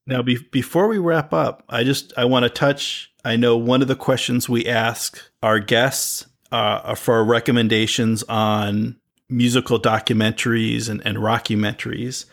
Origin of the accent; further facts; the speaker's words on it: East Coast, United States; I grew up on the East Coast